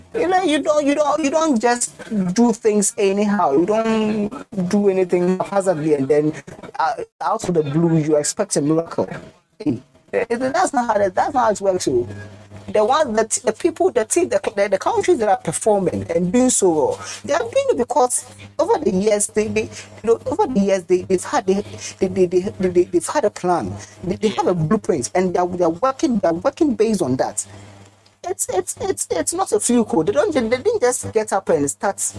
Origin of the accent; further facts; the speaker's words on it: Ghana; I'm a Ghanaian